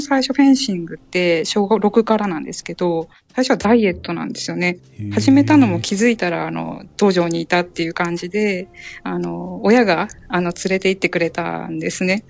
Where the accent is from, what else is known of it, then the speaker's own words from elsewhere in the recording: Ehime, Japan; 地元の愛媛なんですけど